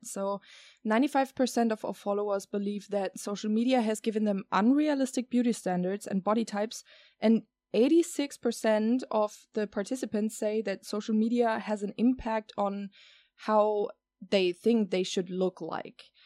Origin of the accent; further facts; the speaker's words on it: Germany; now in Netherlands; I live here in the Netherlands and I have been growing up in Germany